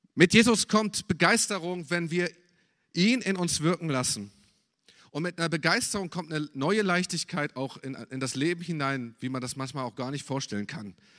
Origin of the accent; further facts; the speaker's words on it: Germany; als Deutscher